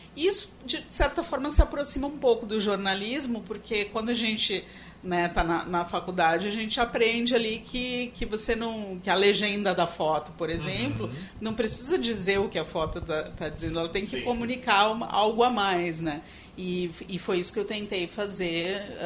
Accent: São Paulo, Brazil; eu sou paulista

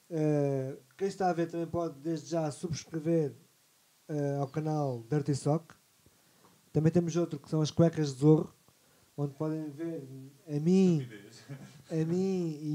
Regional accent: Lisbon, Portugal; mas eu sou de Lisboa e não sei.

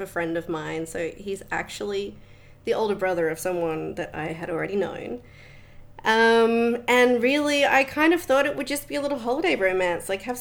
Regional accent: Australia; moved away as an adult; also born or lived in Netherlands; now in Bali, Indonesia; I grew up in Australia. I spent a couple of years at school, beginning of primary school in the Netherlands. But other than that, born and raised Australian.

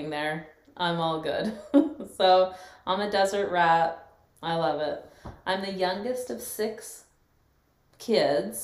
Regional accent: Gilbert, Arizona, United States; also born or lived in Scottsdale, Arizona; I grew up in Arizona. I grew up here in Gilbert and partially in Scottsdale. My family moved to Gilbert when I was about 8 years old

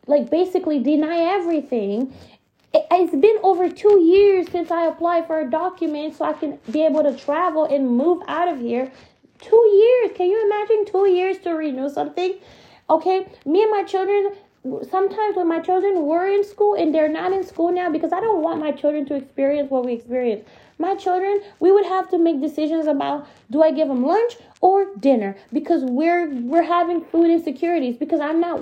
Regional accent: United States; moved away as an adult; now in Canada; We're from America. We're not from here. My child was born here, but we've only been here 6 years

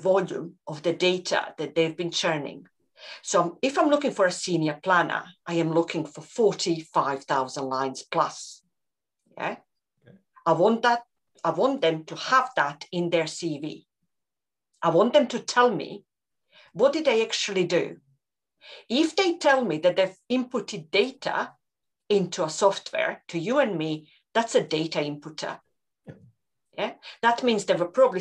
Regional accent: Croatia; moved away as an adult; also born or lived in Reading, Berkshire / Scotland; one of the guys that I grew up with in Croatia

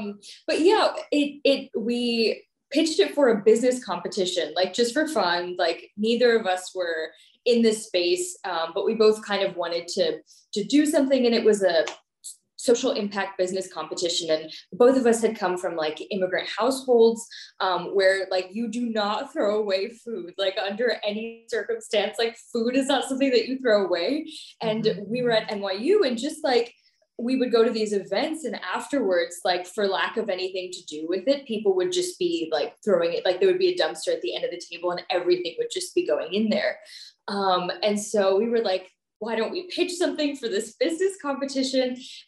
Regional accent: Maryland, United States; born there; also born or lived in New Jersey / Pakistan; So I'm Pakistani American. I was born in Maryland, and then moved to New Jersey and then Pakistan. So hopped around in a few places.

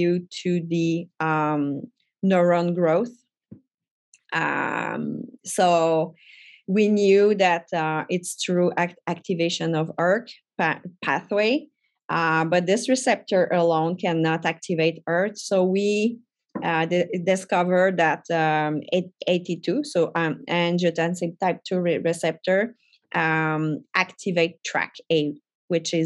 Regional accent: Trois-Rivières, Quebec, Canada; English is a second language; I come from a little town between Montreal and Quebec City. So I'm from Trois-Rivières. Yeah, so my English is not my first language.

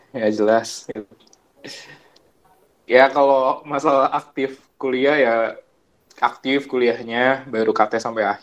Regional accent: Purwokerto, Central Java, Indonesia; born there; Uh, lahir di Prokerto ya, tanggal 27 Juli 98 tuh, tahun 98.

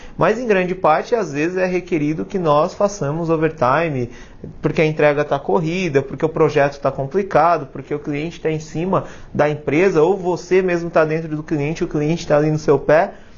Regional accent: Brazil; nós brasileiros

